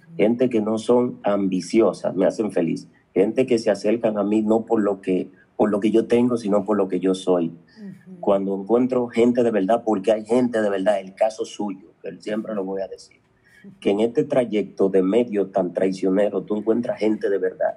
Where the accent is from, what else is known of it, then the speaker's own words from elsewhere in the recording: Dominican Republic; Yo nací en un campo llamado Jamey, muy pobre, muy pobrecito